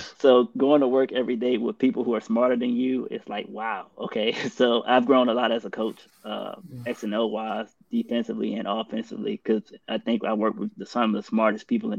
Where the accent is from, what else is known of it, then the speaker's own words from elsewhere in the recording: Richmond, Virginia, United States; moved away as an adult; now in Columbus, United States; I grew up in Richmond, Virginia